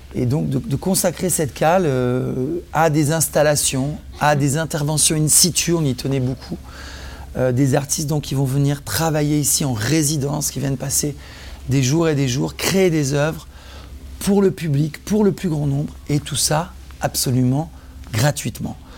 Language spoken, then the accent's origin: French; Provence-Alpes-Côte d'Azur, France; moved away as an adult; also born or lived in Nice / Antibes / Marseille; now in Paris, France; Je suis originaire du sud de la France. Je suis né à Nice, j'ai vécu à Antibes, Marseille. Et c'est en arrivant à Paris à l'âge de 20 ans